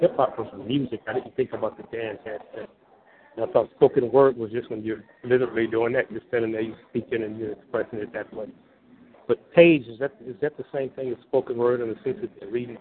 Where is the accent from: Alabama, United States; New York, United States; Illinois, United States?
Illinois, United States; Chicago; I'm originally from Chicago.